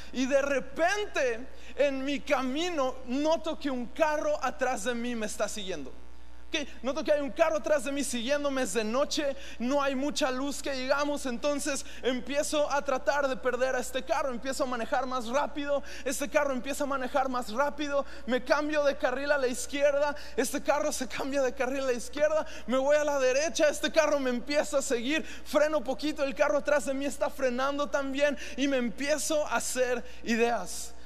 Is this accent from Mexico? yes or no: yes; Mexico; nos permitió nacer en uno de los países más increíbles, cuando aquí somos mexicanos